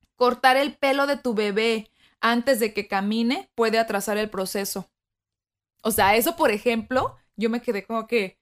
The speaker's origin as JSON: {"language": "Spanish", "country": "Mexico", "tie": "born or raised there", "moved": "yes", "said": "estando en mi país natal, que fue México"}